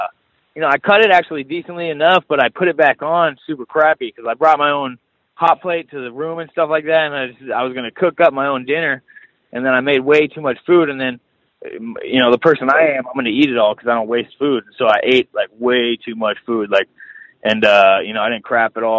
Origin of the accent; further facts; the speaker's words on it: Vista, California, United States; also born or lived in Carlsbad, California; Vista, Carlsbad, you know, San Diego area